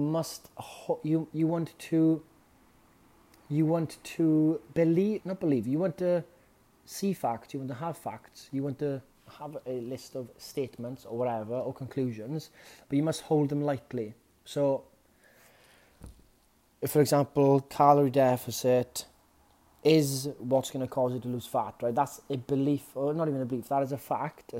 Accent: Wales, United Kingdom; as a Welshman

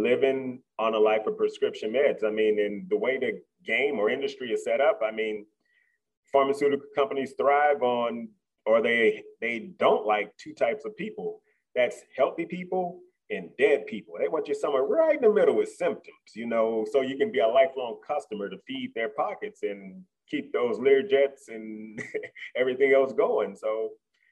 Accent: Midwest, United States; moved away; I'm from the Midwest, meat and potato country

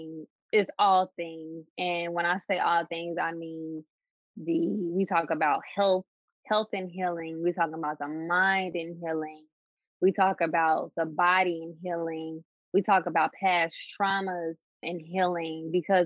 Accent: Dayton, Ohio, United States; I am from Dayton, Ohio

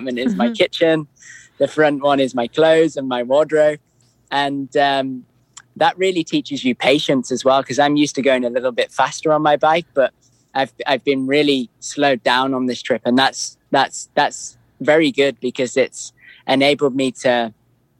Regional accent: Lake District, North West England, United Kingdom; moved away as an adult; I grew up in the Lake District.

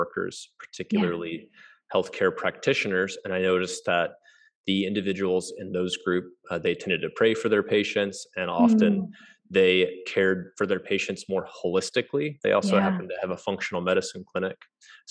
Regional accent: Kansas City, United States; I'm from Kansas City, and I'm a medical doctor.

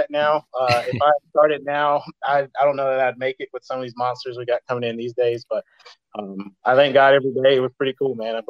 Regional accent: Charlotte, North Carolina, United States; I grew up in Charlotte, which is kind of the home of it.

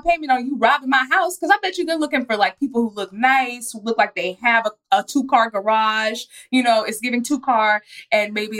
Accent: Dallas, Texas, United States; I'm from Dallas

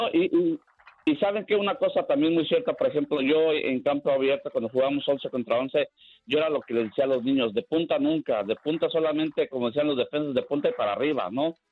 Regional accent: Mexico; nosotros en México

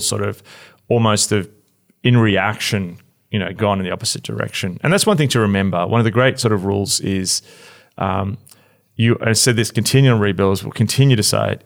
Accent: Australia; moved away; I am totally Australian

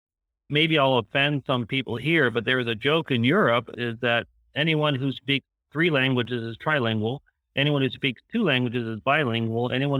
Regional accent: Montgomery County, Maryland, United States; also born or lived in Amsterdam, Netherlands / Florida / Lancaster County, Pennsylvania; now in Columbia, United States; No, I was actually born outside of Washington, D.C., down in Montgomery County, Maryland.

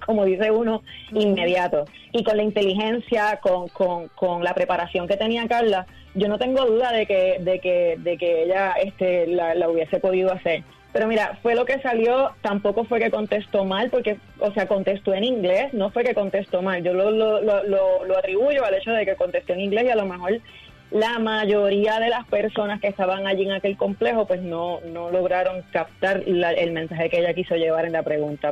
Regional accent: Puerto Rico; nosotros como puertorriqueños

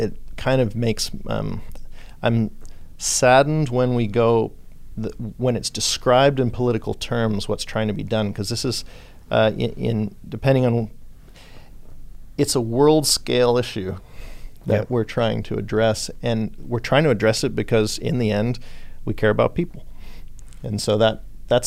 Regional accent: Australia; also born or lived in California / Texas; now in Houston, United States; I was born in Australia. I lived in California. Then I've been in Texas 20 years

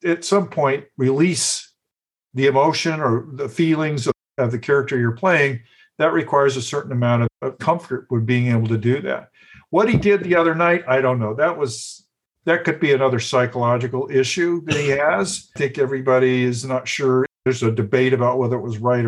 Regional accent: the South, United States; growing up in the South

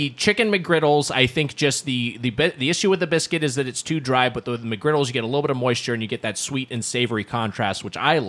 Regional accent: Long Beach, California, United States; Long Beach, California, which is the area where I'm from

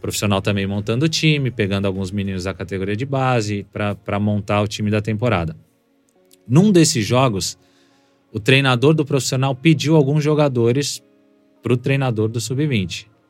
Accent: São Paulo, Brazil; also born or lived in Brasília / Cuiabá; com sete anos eu cheguei em São Paulo

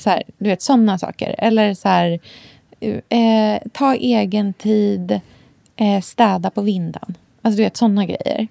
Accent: Australia; när jag var liten i Australien

